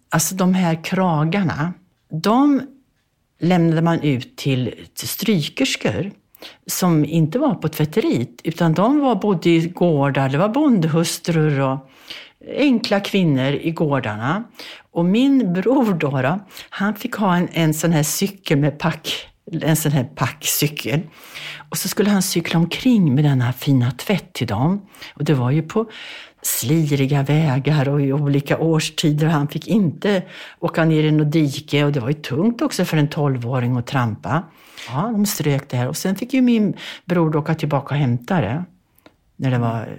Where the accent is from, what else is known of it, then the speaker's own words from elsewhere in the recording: Bergslagen, Sweden; born there; jag föddes i Bergslagen på en bondgård 1942.